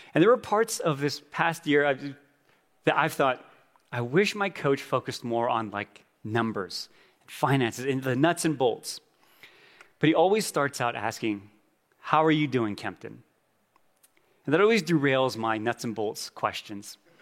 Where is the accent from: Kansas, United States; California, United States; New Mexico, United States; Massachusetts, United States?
New Mexico, United States; Gallup; moved away; My wife and I went home to my hometown Gallup